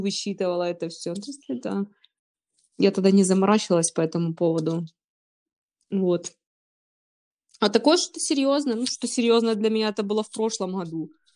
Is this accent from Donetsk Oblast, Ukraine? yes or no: no; Kropyvnytskyi, Kirovohrad Oblast, Ukraine; Я ж сама из Крапивницкого, с Кировограда раньше переименовали его уже